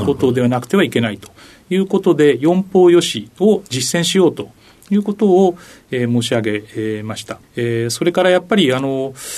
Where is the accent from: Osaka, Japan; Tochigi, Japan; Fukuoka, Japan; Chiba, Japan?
Tochigi, Japan; Ashikaga; 栃木県の足利市というところが出身地になります